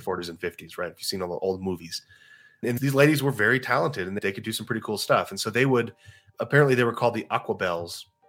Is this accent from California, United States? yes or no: no; Texas, United States; I'm from Texas. I went to Texas State University